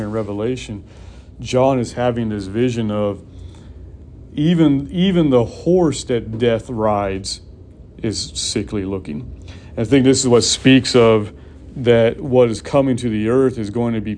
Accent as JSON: {"language": "English", "region": "California", "country": "United States", "tie": "born or raised there", "said": "Growing up in California"}